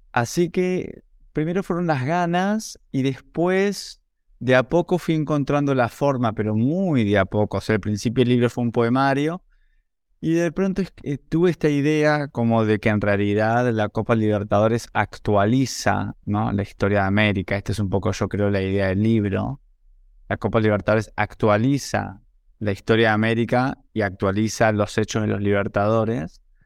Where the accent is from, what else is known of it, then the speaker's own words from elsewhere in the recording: Buenos Aires, Argentina; nací en Buenos Aires en 1980